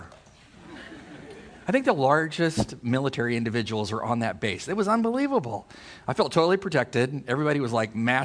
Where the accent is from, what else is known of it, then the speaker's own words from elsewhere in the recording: Poway, California, United States; I'm from Poway, California. When my dad transferred to the federal building in San Diego with customs, they purchased a home in Poway, and I married the girl next door, Liz